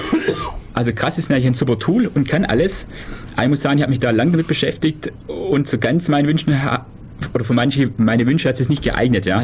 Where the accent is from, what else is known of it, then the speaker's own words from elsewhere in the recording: Süßen, Baden-Württemberg, Germany; Süßen, wo ich herkomme